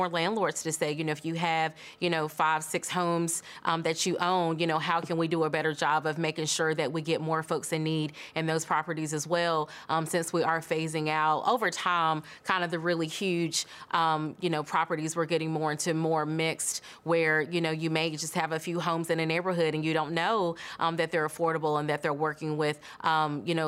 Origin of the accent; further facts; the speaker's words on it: Greensboro, North Carolina, United States; I grew up in Greensboro, North Carolina, and we always had breakfast with a Black Santa at Bennett College